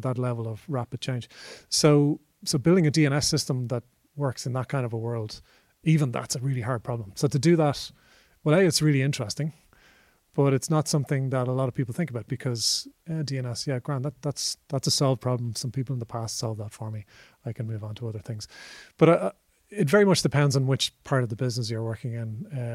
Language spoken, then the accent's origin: English; Ireland; as an Irish person